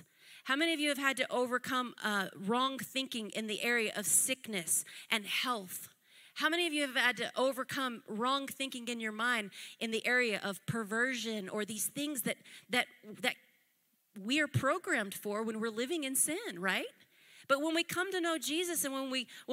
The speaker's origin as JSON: {"language": "English", "country": "United States", "said": "I'm American"}